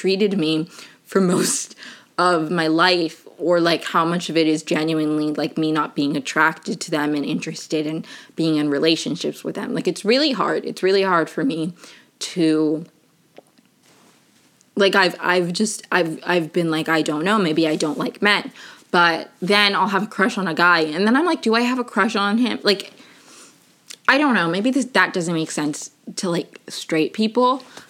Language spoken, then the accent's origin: English; Maryland, United States; also born or lived in Venezuela; I'm originally from Venezuela, but I grew up in Maryland right outside of DC.